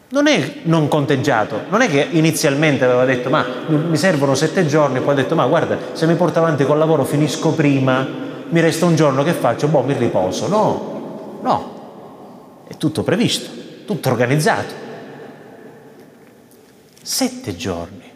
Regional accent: Veneto, Italy; E eh, sai, sono veneto, eh, ho parenti in Veneto, non li ho mai sentiti bestemmiare.

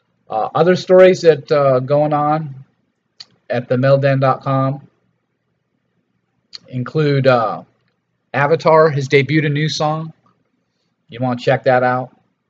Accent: Los Angeles, California, United States; growing up in Los Angeles

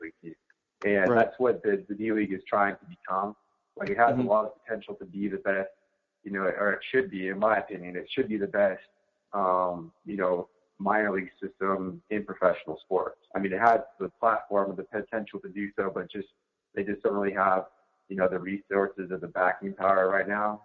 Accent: Chelan, Washington, United States; my hometown um, where I grew up in North Central Washington, really small community, Lake Chelan

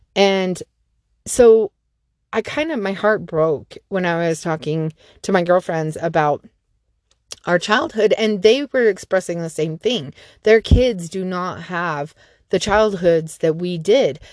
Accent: Salt Lake City, Utah, United States; I grew up down in Salt Lake City, and we lived in a cul-de-sac

